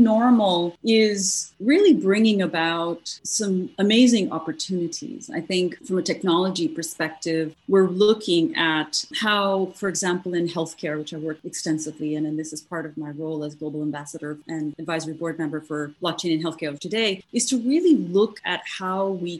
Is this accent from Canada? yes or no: no; Morocco; moved away as an adult; also born or lived in India; now in United States; I was born in India and I grew up in North Africa in Morocco and came here to the US many, many years ago to pursue my university studies.